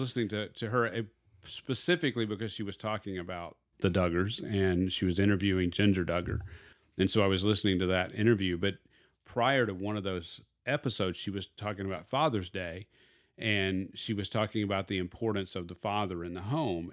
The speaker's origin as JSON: {"language": "English", "region": "Arkansas", "country": "United States", "said": "I am from Arkansas"}